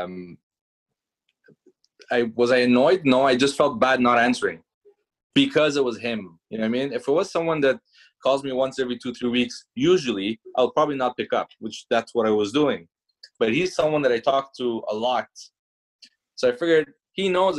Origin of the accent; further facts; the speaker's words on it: Canada; English is a second language; also born or lived in Iran; I was born in Iran, came to Canada, I was 8 years old, had to learn French and English